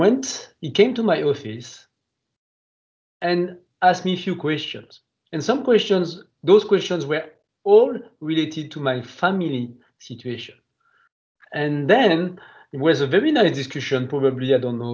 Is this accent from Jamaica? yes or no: no; near Grenoble, Auvergne-Rhône-Alpes, France; accent: French; English is a second language; also born or lived in Lyon, France; as you can hear from my French accent, I cannot deny that I'm French. I was born into the southeast part of France, near a place called Grenoble